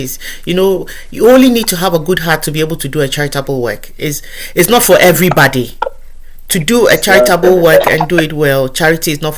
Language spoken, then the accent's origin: English; Ghana; moved away; where I come from, Ghana. I'm originally from Ghana